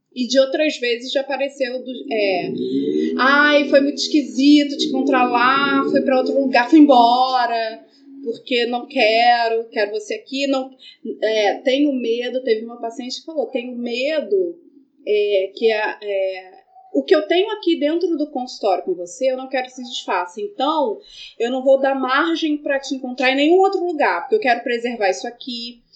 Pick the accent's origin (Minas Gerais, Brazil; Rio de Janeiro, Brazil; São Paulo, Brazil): Rio de Janeiro, Brazil; also born or lived in Lapa, Rio de Janeiro; A gente é do Morro de São Carlos, e Estácio, a primeira escola de samba do mundo